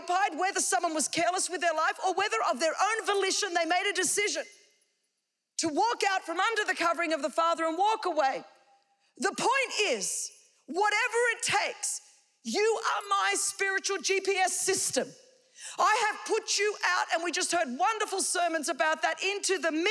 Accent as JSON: {"language": "English", "country": "Australia", "said": "I come from Australia"}